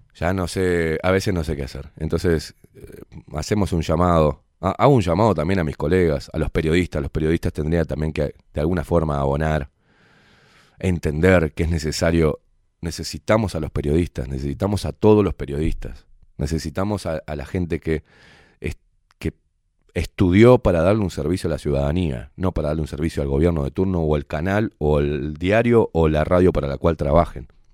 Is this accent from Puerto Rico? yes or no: no; Uruguay; me duele mi país, me duele mi gente, mi vecino, me, duele me duelen los pibes, me duelen, la, me los viejos, me duele el Uruguay